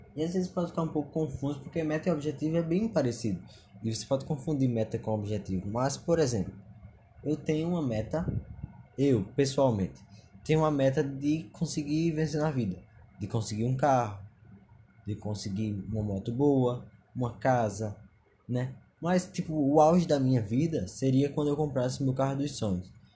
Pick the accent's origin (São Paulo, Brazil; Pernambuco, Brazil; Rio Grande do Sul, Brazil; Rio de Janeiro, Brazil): Pernambuco, Brazil; sou de Pernambuco